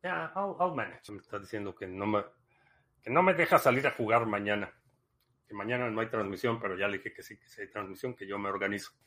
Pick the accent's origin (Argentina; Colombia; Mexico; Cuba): Mexico; moved away as an adult; also born or lived in Dallas, United States / Miami, United States; now in United States; Nací en México, eh, crecí en México, me mudé a Estados Unidos por cuestiones de trabajo en el 2005